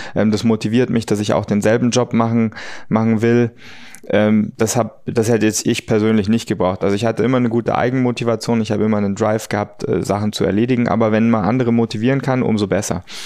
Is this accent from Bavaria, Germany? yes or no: yes; Munich, Bavaria, Germany; also born or lived in United States; in Fahrreichweite von München äh, und meiner Heimat